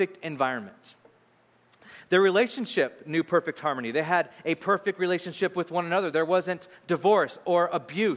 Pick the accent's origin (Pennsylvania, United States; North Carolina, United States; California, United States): California, United States; Bakersfield; now in San Francisco, United States; my wife and I grew up in Bakersfield